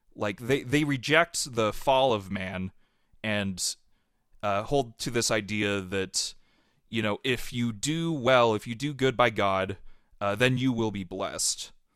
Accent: Centerville, Utah, United States; I grew up in Centerville, Utah, which is just south of where Lagoon is and north of Salt Lake City

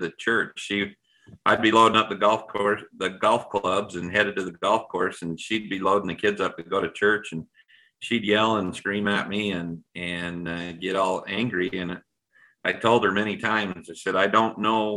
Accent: Utah, United States; I was raised in Utah

